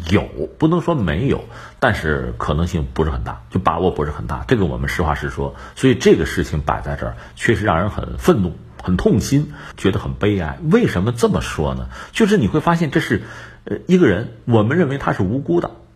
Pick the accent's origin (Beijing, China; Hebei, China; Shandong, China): Hebei, China; 我们作为河北人